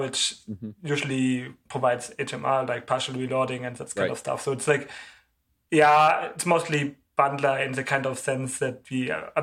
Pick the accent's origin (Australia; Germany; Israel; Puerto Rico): Germany; I'm from Germany